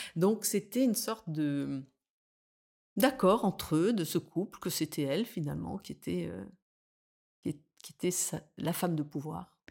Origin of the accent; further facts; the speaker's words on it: Nice, Provence-Alpes-Côte d'Azur, France; moved away as an adult; also born or lived in Paris; revenir m'installer à Nice, qui est ma ville natale